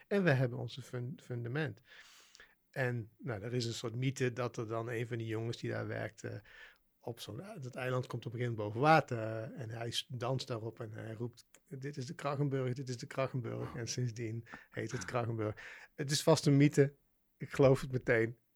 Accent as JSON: {"language": "Dutch", "town": "Waalwijk", "region": "North Brabant", "country": "Netherlands", "tie": "born or raised there", "said": "ik ben opgegroeid in Waalwijk, dus in Brabant"}